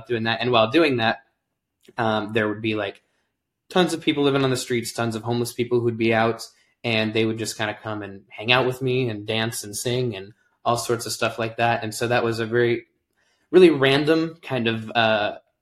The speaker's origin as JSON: {"language": "English", "region": "Alaska", "country": "United States", "tie": "born or raised there", "said": "I'm a lifelong Alaskan. I think the only one in this group and possibly the only one in existence from what I understand, but born and raised in Alaska, and loved it, have lived here my entire life"}